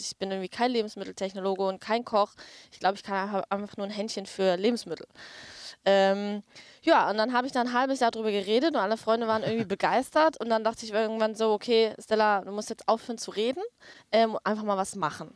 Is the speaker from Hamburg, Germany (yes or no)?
yes; Hamburg, Germany; now in Berlin, Germany; aktuell wohne ich in Berlin, äh, habe aber meine Wurzeln in Hamburg